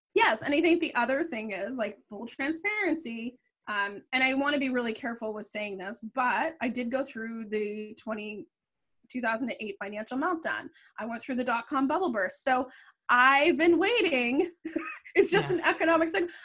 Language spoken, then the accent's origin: English; Canada; I'm Canadian